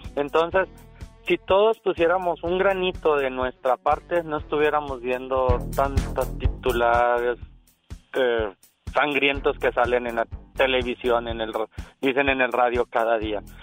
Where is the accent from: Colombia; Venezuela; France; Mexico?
Mexico; Ciudad Juárez, Chihuahua; now in United States; Yo nací en Juárez.